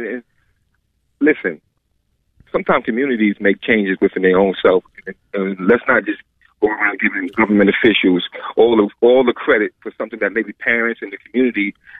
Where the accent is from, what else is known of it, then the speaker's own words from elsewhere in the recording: New York, United States; I'm from New York. I grew up my whole life in New York.